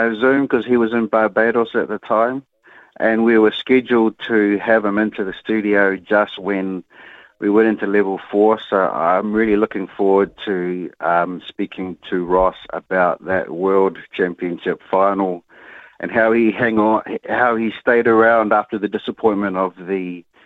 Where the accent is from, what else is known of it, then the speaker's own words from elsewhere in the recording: Auckland, New Zealand; I grew up in Te Atatū